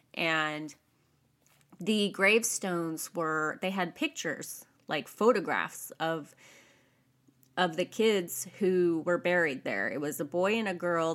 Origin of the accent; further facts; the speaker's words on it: California, United States; I was raised in America. I'm a California girl